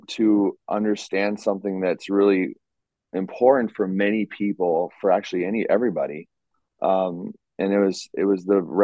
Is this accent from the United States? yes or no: yes; United States; moved away as an adult; now in Europe; I'm American. I'm raised, born, bred in America